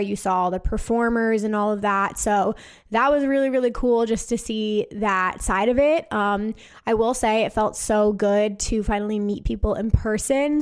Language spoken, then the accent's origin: English; New Jersey, United States; I am from New Jersey